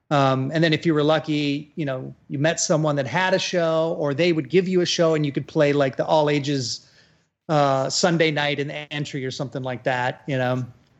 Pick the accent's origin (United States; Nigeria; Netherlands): United States; Woodbury, Minnesota; moved away as an adult; also born or lived in England; now in Arizona, United States; I was actually born in England, and I moved with my family when I was three to the Twin Cities. And so I grew up in the Twin Cities, like St. Paul suburbs, like Woodbury and Lake Elmo and stuff like that.